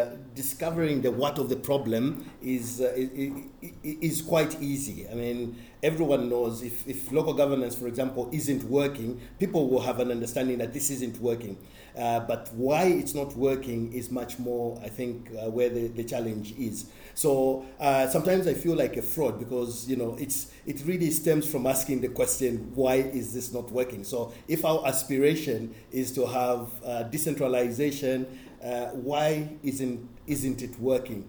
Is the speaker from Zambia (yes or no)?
yes; Zambia; I worked in my home country, Zambia